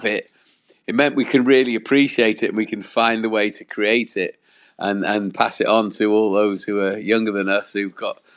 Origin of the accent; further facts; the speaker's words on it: Wales, United Kingdom; I'm from Wales in the UK